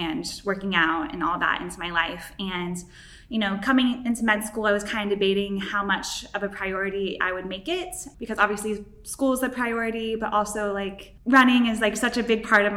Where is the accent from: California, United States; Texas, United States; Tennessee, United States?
Tennessee, United States; Nashville; moved away as an adult; also born or lived in Hawaii; I grew up in Nashville, Tennessee, and lived there up until I was 18